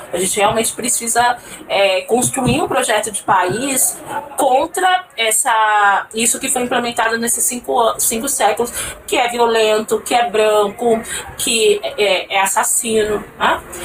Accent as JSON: {"language": "Portuguese", "region": "São Paulo", "country": "Brazil", "moved": "as an adult", "lives_now": "Brasília, Brazil", "said": "Eu não sou de Brasília, mas eu moro aqui há 10 anos, eu sou de São Paulo"}